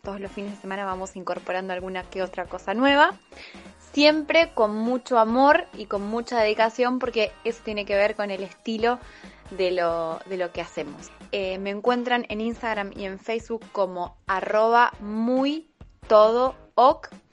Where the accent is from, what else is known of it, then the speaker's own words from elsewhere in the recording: Rosario, Santa Fe, Argentina; moved away as an adult; now in Buenos Aires, Argentina; vivo en Buenos Aires hace 17 años porque soy de Rosario